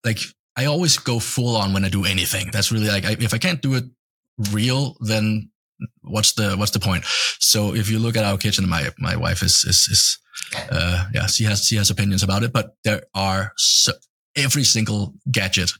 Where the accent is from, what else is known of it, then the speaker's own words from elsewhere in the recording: Denmark; moved away as an adult; now in United States; I'm from Denmark